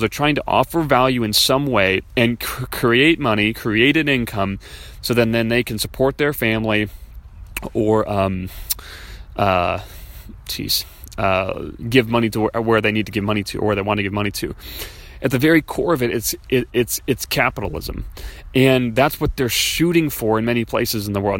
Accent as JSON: {"language": "English", "town": "Chicago", "region": "Illinois", "country": "United States", "tie": "born or raised there", "said": "I was raised in Chicago"}